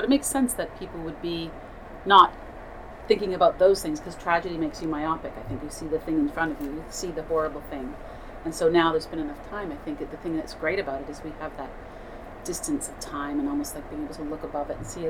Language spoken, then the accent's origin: English; Canada; I'm Canadian